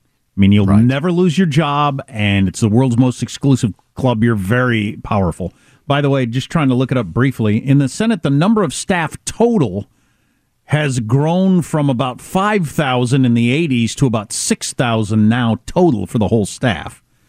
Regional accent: California, United States; As a Californian

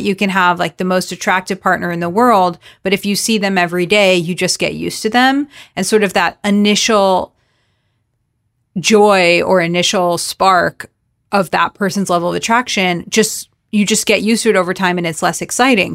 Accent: South Florida, United States; I'm Jewish, I'm from South Florida

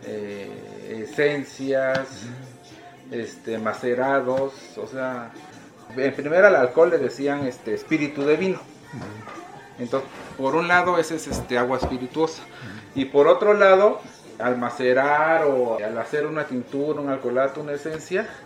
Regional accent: Tlaxiaco, Oaxaca, Mexico; De Tlajiaco, Oaxaca, de aquí.

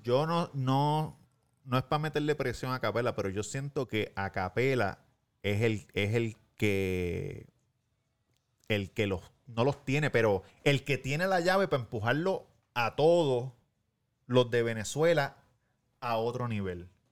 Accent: Puerto Rico; yo como boricua, porque lo que, lo que siempre digo, nosotros en Puerto Rico vivimos todavía bastante en una cápsula.

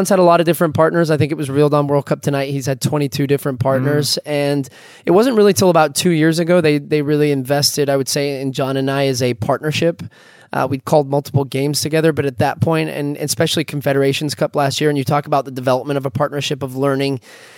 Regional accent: United States; accent: American; I feel American

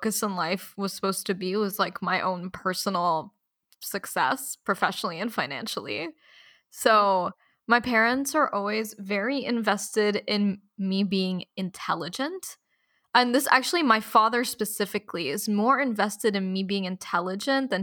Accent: Abu Dhabi, United Arab Emirates; growing up in Abu Dhabi

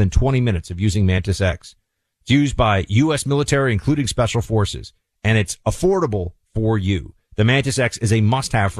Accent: New York City, New York, United States; Manhattan, where I was, my hometown

